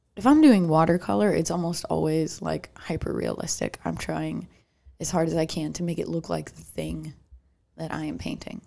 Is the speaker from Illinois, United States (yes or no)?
yes; Chicago, Illinois, United States; accent: Chicago; I started noticing my Chicago accent